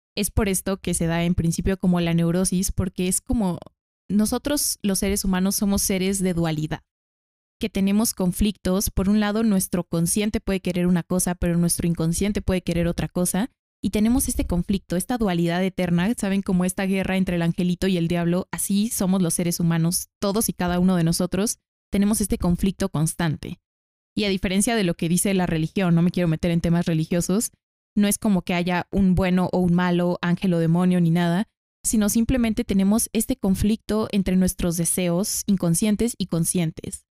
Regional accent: Mexico; aquí en México

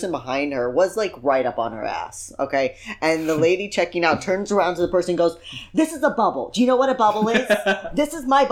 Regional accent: Chicago, Illinois, United States; moved away as an adult; We're from Chicago. Everything is on a grid in Chicago

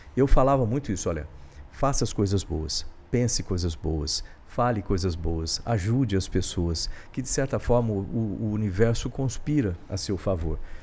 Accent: Bauru, São Paulo, Brazil; moved away; eu sou de Bauru, interior de São Paulo, e meu pai, ele era servente de serviços gerais, do IBC

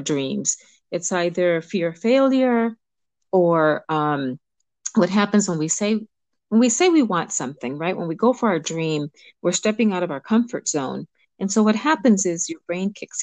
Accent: Los Angeles, California, United States; also born or lived in Cuba; I was born in Cuba and I was raised in Los Angeles

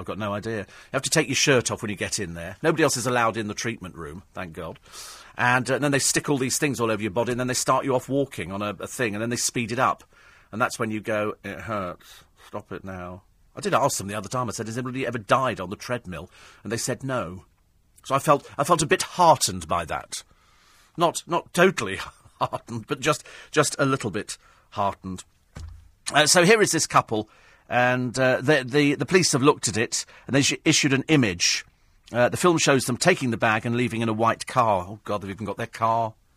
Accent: United Kingdom; being British

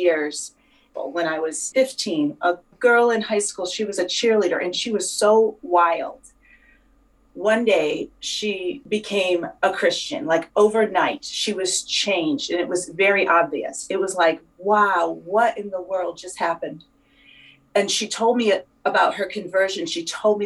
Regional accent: New York, United States; now in near Boston, United States; I was born in New York

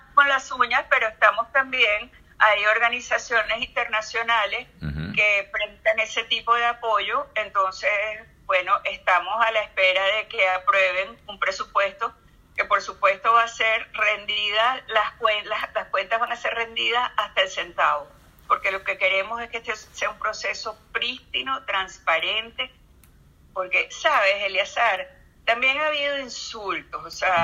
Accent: Venezuela; nosotros los venezolanos

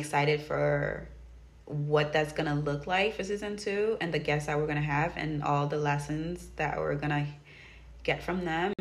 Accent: Haiti; moved away; growing up in Haiti

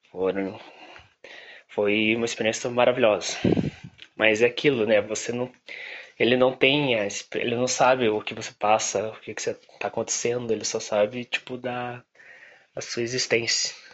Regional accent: Curitiba, Paraná, Brazil; Tenho 23 anos, sou de Curitiba e sou publicitário.

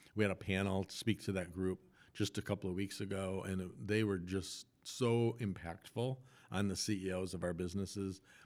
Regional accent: Rochester, Minnesota, United States; moved away as an adult; also born or lived in Des Moines, Iowa / Quad Cities; now in Grand Rapids, United States; in Rochester, Minnesota, which was my hometown

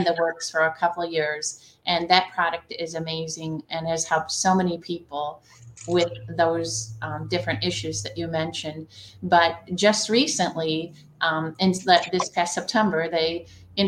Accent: the Thumb of Michigan, United States; I am from the Thumb of Michigan. I live in a town called Sandusky

